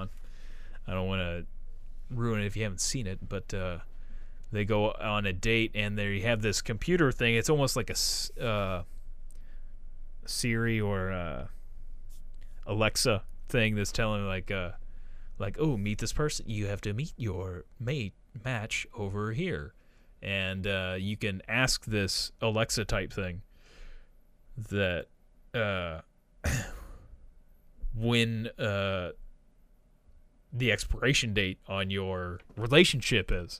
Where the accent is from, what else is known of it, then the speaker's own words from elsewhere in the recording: Missouri, United States; I'm from Missouri